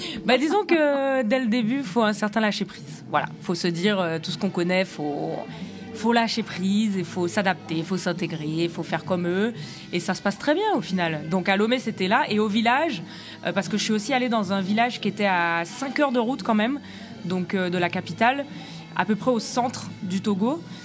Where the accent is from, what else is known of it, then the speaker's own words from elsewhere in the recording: Guadeloupe; Je suis guadeloupéenne